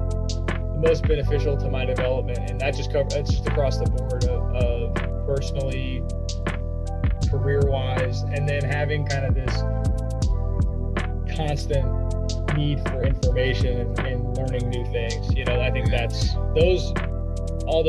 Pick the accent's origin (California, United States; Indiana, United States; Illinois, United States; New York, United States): Indiana, United States; I'm from Indiana